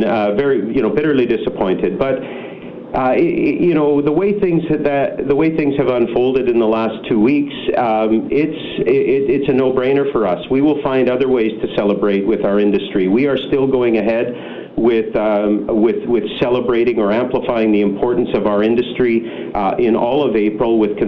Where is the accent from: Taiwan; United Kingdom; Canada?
Canada; British Columbia; as British Columbians